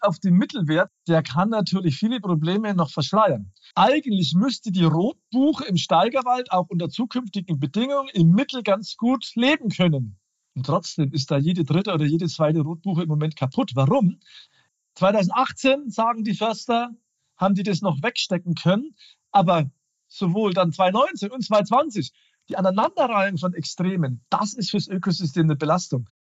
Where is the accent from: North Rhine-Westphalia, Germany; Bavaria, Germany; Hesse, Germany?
Bavaria, Germany; Regensburg; meiner Heimat Regensburg